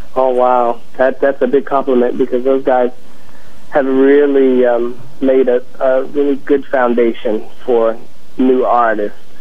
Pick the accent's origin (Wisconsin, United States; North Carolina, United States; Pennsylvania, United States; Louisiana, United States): North Carolina, United States; moved away; also born or lived in Hawaii / Washington, D.C.; my childhood growing up in the South